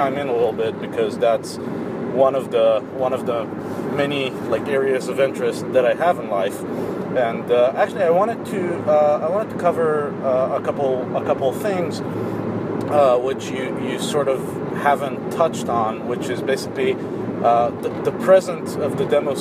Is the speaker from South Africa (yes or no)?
no; Israel; I'm from Israel